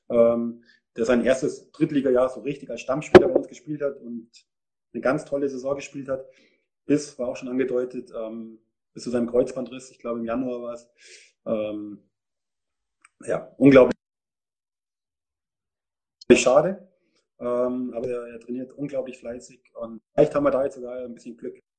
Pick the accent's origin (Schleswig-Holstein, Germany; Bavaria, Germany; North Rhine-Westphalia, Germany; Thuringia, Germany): Bavaria, Germany; Munich; Ich bin Münchner. Ich habe bei München Ost in der Jugend gespielt, dann zwei Jahre in Hersching in der A-Jugend.